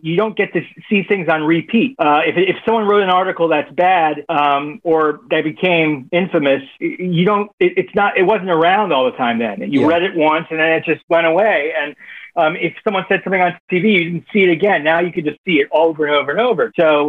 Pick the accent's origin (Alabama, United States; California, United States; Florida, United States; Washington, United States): Florida, United States; Miami; Born and raised in Miami.